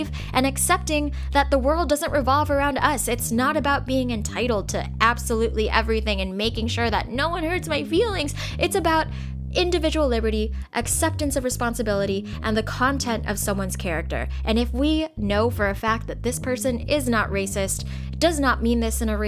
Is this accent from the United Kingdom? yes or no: no; United States; I'm an Asian American. I was born in America. I'm 100% American